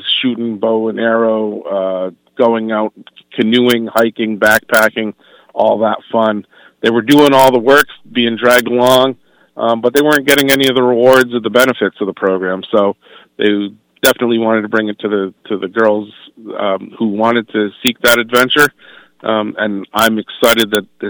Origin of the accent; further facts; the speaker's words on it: Eastern Connecticut, United States; I am local, born and bred right here in Eastern Connecticut